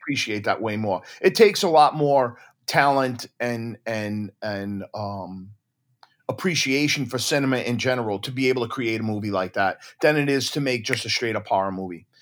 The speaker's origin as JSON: {"language": "English", "town": "Deer Park", "region": "New York", "country": "United States", "tie": "born or raised there", "said": "my hometown in Deer Park, Long Island"}